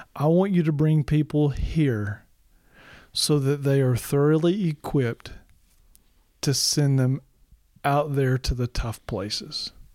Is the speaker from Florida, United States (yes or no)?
no; Arkansas, United States; also born or lived in Michigan; now in Tennessee, United States; I grew up in Arkansas. I've lived in Michigan. I've lived in Tennessee.